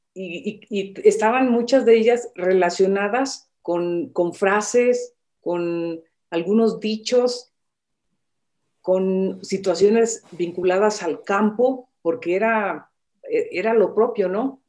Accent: Michoacán, Mexico; yo nací en Michoacán

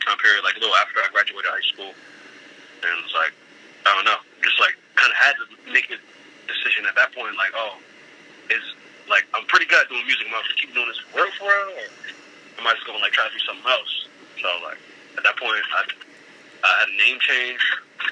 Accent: Richmond, Virginia, United States; also born or lived in Buffalo, New York; I grew up in Richmond. I grew up in Richmond since I was like 5, 6 years old. But like most of my family's from Buffalo

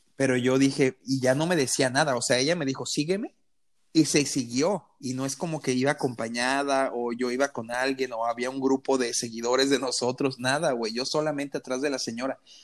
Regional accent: Mexico; Y yo, sí, México

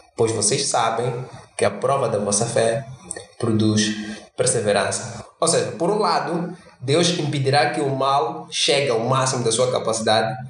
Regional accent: Mozambique; sendo moçambicano e não pertencendo à classe alta

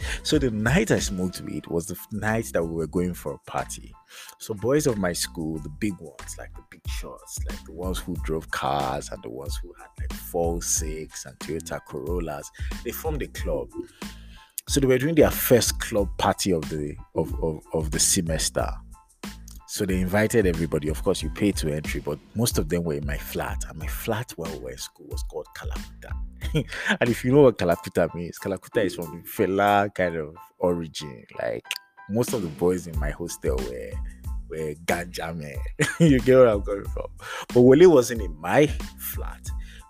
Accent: United Kingdom; accent: British; moved away as an adult; coming out of the aircraft from the UK with my British accent and, you know, in it. Giza, oi, what's going on, mate? Kind of self. So I landed in Lagos.

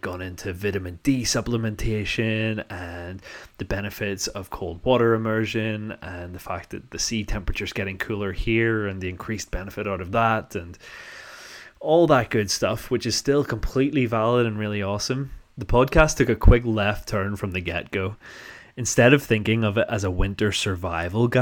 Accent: North Down, Northern Ireland, United Kingdom; accent: posh North Down; I come from an area called North Down

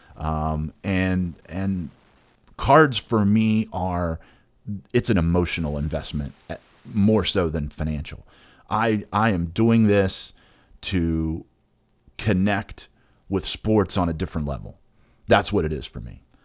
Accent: West Virginia, United States; I'm, I'm a proud West Virginian. I talk about it a lot. Uh, I'll, I'll continue to talk about it a lot and, and hype up my home state

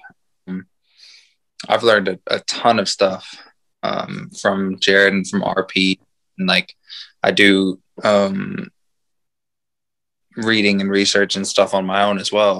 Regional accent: San Antonio, Texas, United States; I am from San Antonio, Texas. I have lived in Texas pretty much my whole life

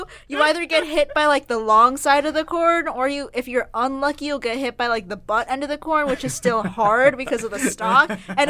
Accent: Midwest, United States; I'm from the Midwest.

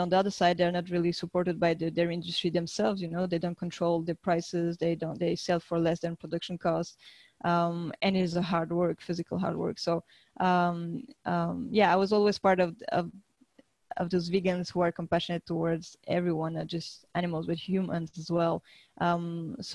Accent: France; now in Valencia, Spain; I'm from France initially, but I'm living in Spain

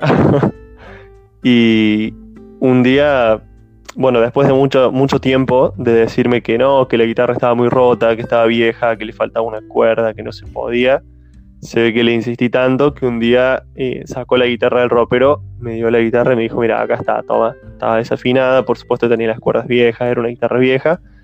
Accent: Montecristo, Córdoba, Argentina; de Córdoba Capital, que se llama Montecristo, y es el lugar donde yo nací y viví siempre

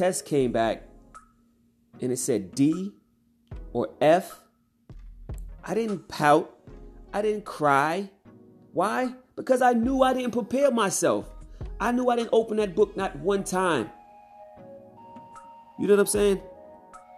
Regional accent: Mount Vernon, New York, United States; I was raised in New York, Mount Vernon, New York

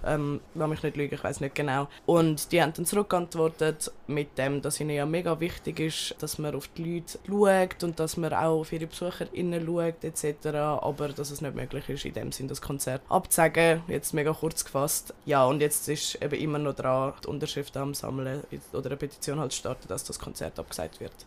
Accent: Turkey; Ich bin selber aus der Türkei, Bazarcık und Antep

